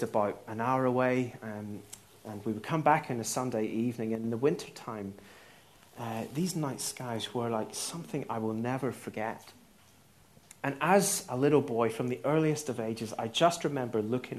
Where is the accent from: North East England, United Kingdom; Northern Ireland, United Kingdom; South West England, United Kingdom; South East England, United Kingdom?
Northern Ireland, United Kingdom; I'm Northern Irish